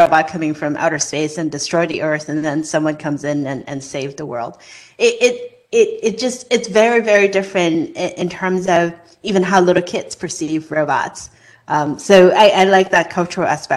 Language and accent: English; Hong Kong; moved away as an adult; now in United States; when I was growing up in Hong Kong